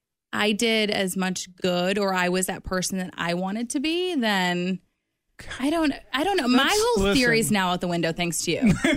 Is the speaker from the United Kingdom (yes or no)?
no; Chicago, Illinois, United States; moved away as an adult; also born or lived in River Forest, Illinois / Columbia, Missouri; now in Kansas City, United States; I am from Chicago